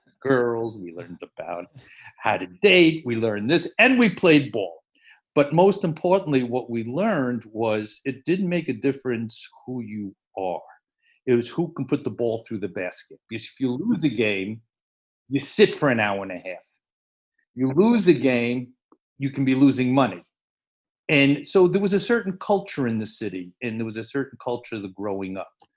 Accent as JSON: {"language": "English", "town": "New York City", "region": "New York", "country": "United States", "tie": "born or raised there", "said": "I grew up in the Bronx. Uh, I went to public school in the Bronx, PS 56"}